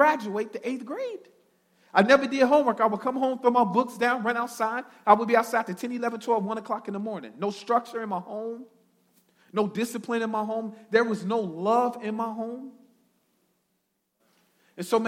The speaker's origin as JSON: {"language": "English", "town": "Chicago", "region": "Illinois", "country": "United States", "tie": "born or raised there", "said": "I'm originally from Chicago, born and bred. I grew up in the projects on the south side of Chicago"}